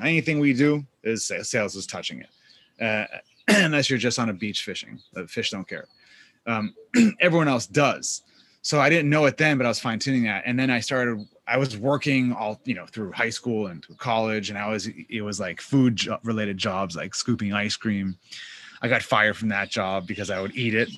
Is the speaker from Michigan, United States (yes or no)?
no; Boston, Massachusetts, United States; I grew up in Boston, Massachusetts.